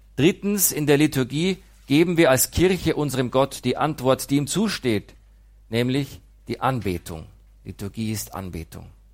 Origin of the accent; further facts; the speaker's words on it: Immenreuth, Bavaria, Germany; moved away; Ich komme aus Nordostbayern, aus einem Dorf namens Immenreuth